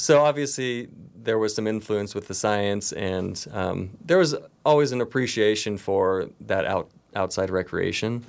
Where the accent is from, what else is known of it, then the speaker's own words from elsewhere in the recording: Nevada City, California, United States; I've grown up here and obviously I returned here immediately after my college experience. I grew up on Banner Mountain